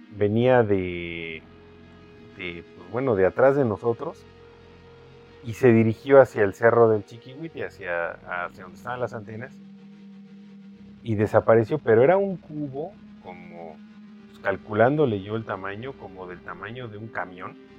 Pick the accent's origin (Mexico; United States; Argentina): Mexico; nosotros los mexicanos